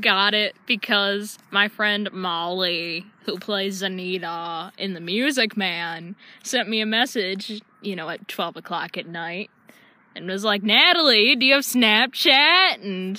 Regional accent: Almond, New York, United States; We are from Almond, New York.

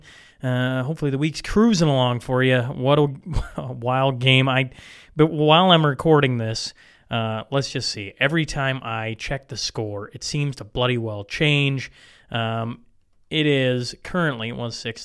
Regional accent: Hillmond, Saskatchewan, Canada; my hometown, Hillmond

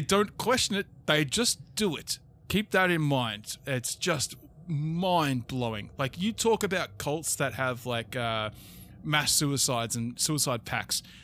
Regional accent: Australia; we're also Australian

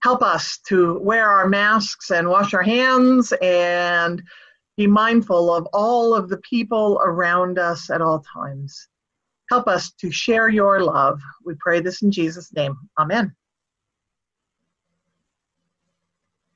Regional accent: Northern California, United States; growing up in Northern California, we had property.

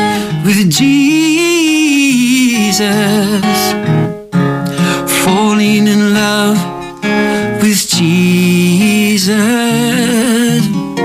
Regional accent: Rotorua, Bay of Plenty, New Zealand; accent: Kiwi; moved away as an adult; now in Australia; So I left Rotorua. I'm from a place in New Zealand. I don't know if you notice, I'm from New Zealand.

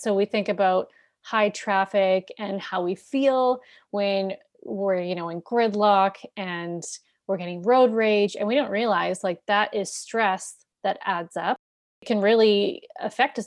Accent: Canada; I'm Canadian, but, you know, we live very close to the U S

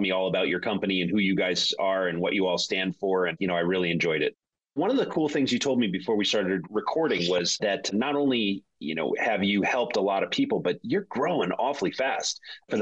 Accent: Connecticut, United States; I'm from Connecticut, so I don't have that New England accent

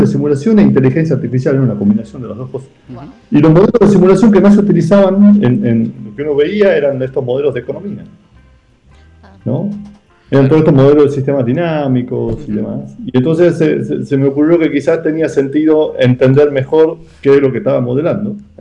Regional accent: Salta, Argentina; moved away as an adult; also born or lived in Tucumán; yo soy de Salta

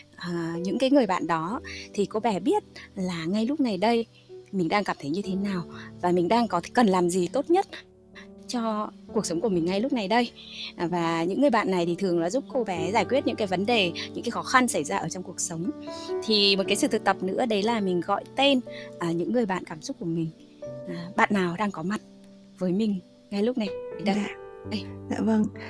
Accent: Hà Tĩnh, Vietnam; mình là người Hà Tĩnh

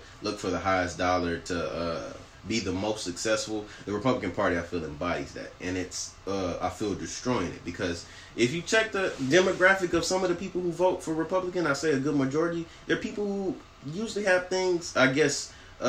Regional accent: Texas, United States; we grew up in Texas, in a southern state.

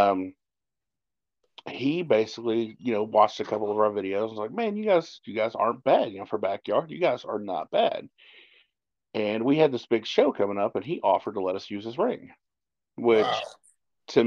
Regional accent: Jeffersonville, Indiana, United States; we're from Jeffersonville

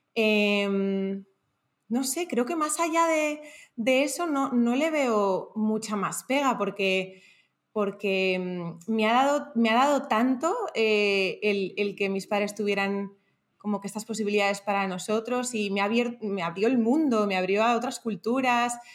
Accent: Madrid, Community of Madrid, Spain; moved away as an adult; now in Panama; Soy española de Madrid, pero desde los 18 años vivo en, diferentes países

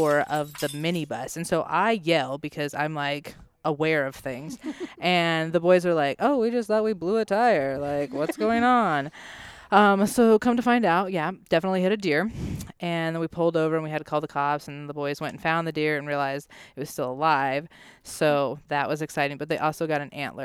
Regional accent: Kansas, United States; moved away as an adult; also born or lived in South Dakota; now in Wood River, United States; I'm from Kansas.

